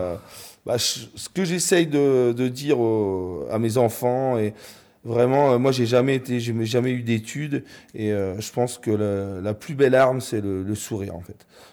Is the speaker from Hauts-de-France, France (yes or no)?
yes; the North, Hauts-de-France, France; now in Normandy, France; je suis du Nord